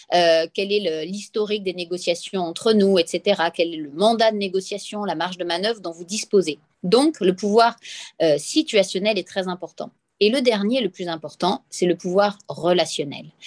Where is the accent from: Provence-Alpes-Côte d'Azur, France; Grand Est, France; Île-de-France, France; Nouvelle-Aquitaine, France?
Provence-Alpes-Côte d'Azur, France; Nice; accent: accent niçois / accent du Sud; mon accent du Sud. Et donc, quand je parle avec l'accent niçois